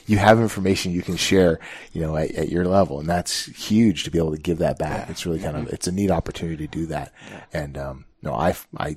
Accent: Northwest, United States; moved away; living now so far away from where I grew up, and I grew up in the Northwest

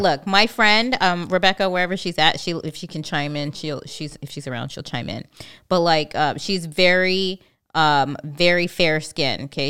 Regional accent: California, United States; moved away as an adult; now in Hawaii, United States; I'm from California.

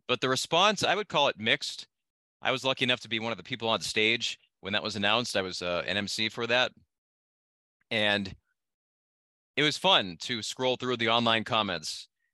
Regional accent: Massachusetts, United States; moved away as an adult; also born or lived in New Hampshire / Vermont / Idaho; now in El Paso, United States; I was born in New Hampshire, grew up in Massachusetts, went to college in Vermont

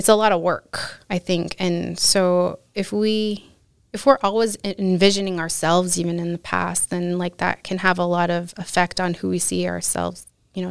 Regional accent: Utqiagvik, Alaska, United States; now in Anchorage, United States; I grew up in Barrow or Utqiagvik

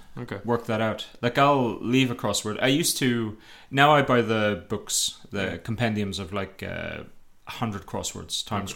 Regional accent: Ireland; I'm Irish.

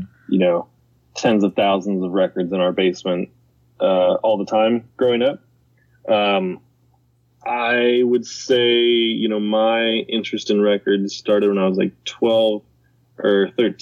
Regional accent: Middletown, Ohio, United States; I'm from Middletown.

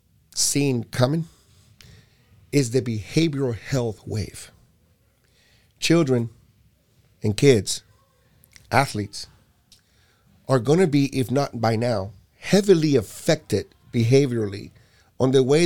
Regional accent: Puerto Rico; I'm from Puerto Rico, so what the heck? if I'm from Puerto Rico, I could even vote, you know.

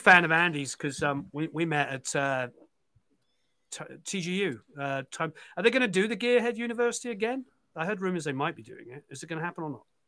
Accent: England, United Kingdom; I'm now a dad and I'm English

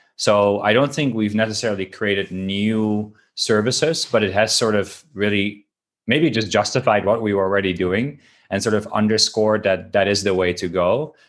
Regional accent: Netherlands; moved away; I'm from Holland.

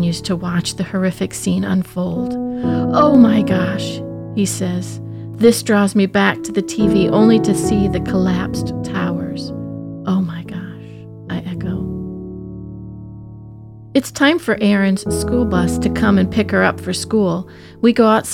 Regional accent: Midwest, United States; As a Midwesterner from the heartland

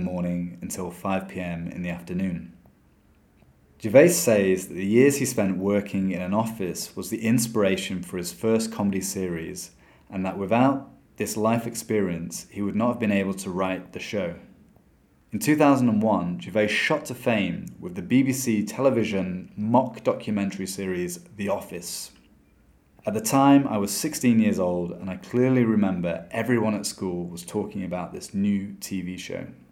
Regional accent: England, United Kingdom; moved away as an adult; now in Brazil; that I am British

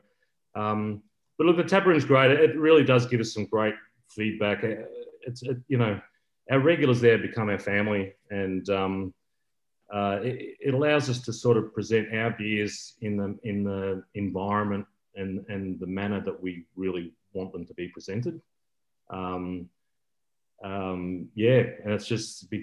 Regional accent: Bendigo, Victoria, Australia; now in Geelong, Australia; I grew up in Bendigo

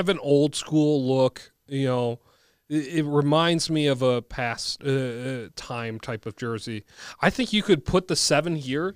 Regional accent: Bloomington, Minnesota, United States; I grew up in Jefferson

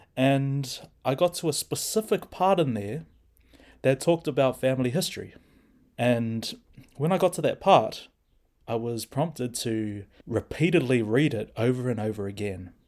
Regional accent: Hamilton, Waikato, New Zealand; also born or lived in Maramarua, New Zealand / Australia; I was born and raised in Hamilton

